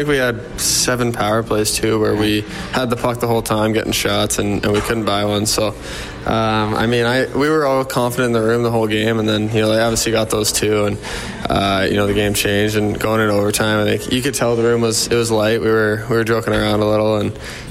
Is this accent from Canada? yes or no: yes; Canada; a kid growing up in Canada